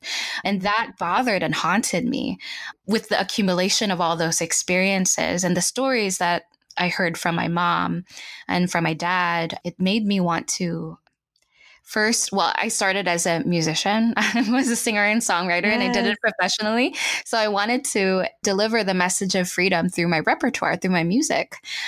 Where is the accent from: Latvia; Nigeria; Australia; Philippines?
Philippines; Los Baños, Calabarzon; So I was born and raised in the Philippines. I was in Los Baños, Laguna.